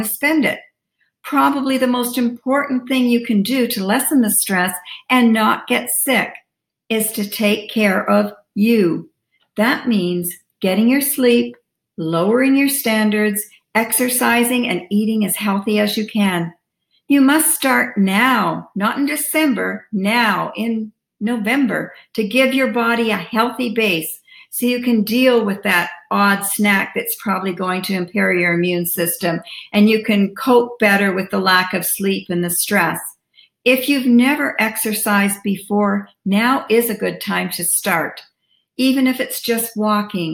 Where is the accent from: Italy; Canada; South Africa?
Canada; As a Canadian, we kind of start in October, as that's when our Thanksgiving is